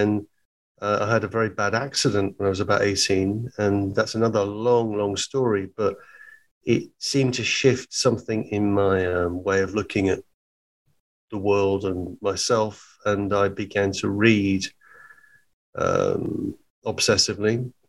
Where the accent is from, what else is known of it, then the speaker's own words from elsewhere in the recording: East of England, United Kingdom; I was born in Hertfordshire in England, about 30 miles north of London. But my family are all from Liverpool. I was the only member of my family wasn't born in Liverpool.